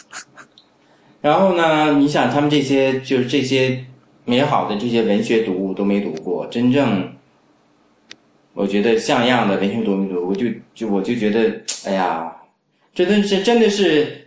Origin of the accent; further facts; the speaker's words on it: China; 那这是我们中国人喜欢的